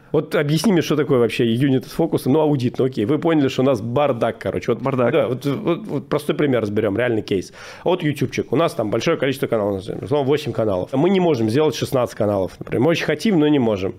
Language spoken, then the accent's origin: Russian; Moscow, Russia; я родом из Москвы, прям я родился в Москве.